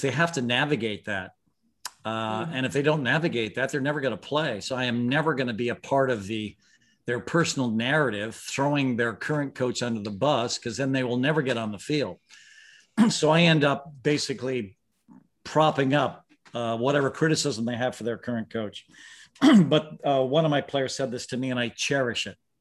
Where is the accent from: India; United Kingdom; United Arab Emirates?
India; Mumbai, Maharashtra; I was born in Bombay, India